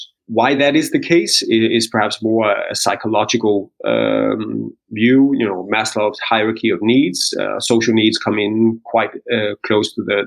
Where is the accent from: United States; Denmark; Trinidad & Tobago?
Denmark; We're Indian and Danish